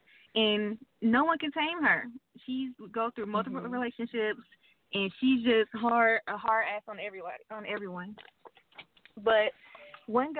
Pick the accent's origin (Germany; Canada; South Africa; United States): United States; Atlanta, Georgia; I'm from Atlanta, Georgia. Live in Atlanta, Georgia. Been here all my life